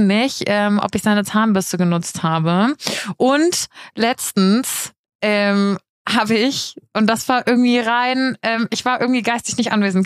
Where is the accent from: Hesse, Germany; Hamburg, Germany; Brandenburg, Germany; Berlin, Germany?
Hesse, Germany; Giessen; moved away as an adult; now in Munich, Germany; in Gießen, also in meiner Heimat